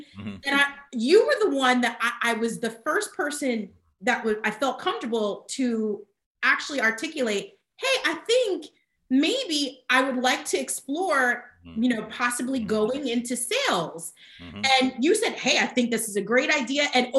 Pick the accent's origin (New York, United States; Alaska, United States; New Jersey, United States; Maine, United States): New Jersey, United States; moved away as an adult; also born or lived in Miami; now in Charlotte, United States; I was born and raised in New Jersey, that was where I've always been.